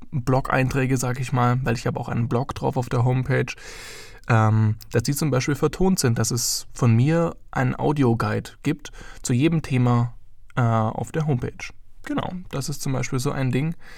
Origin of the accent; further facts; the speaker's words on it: Heidenheim, Baden-Württemberg, Germany; moved away as an adult; now in Ansbach, Germany; ich komme ursprünglich aus Heidenheim und bin jetzt nach Ansbach gezogen